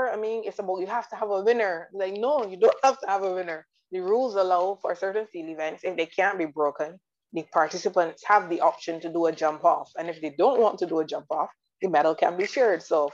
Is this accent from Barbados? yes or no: yes; Barbados; I am from the Caribbean, I'm from Barbados